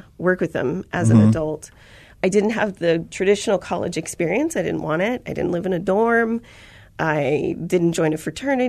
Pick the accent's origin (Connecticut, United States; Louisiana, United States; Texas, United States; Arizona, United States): Arizona, United States; Chandler; So I'm a native to Arizona. {S2} Okay. {S3} I was born in Phoenix, raised in Chandler, Arizona.